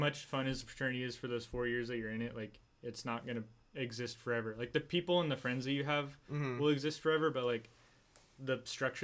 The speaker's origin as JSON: {"language": "English", "town": "San Diego", "region": "California", "country": "United States", "lives_now": "Orange County, United States", "said": "I'm from San Diego, and I'm still friends with a lot of guys down there"}